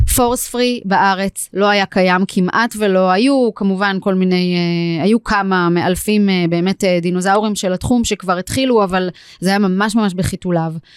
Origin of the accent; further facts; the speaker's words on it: Israel; also born or lived in Tel Aviv, Israel; now in Hod HaSharon, Israel; גדלתי במושב, תמיד היו לנו כזה כלבי, כלבי מושב בחצר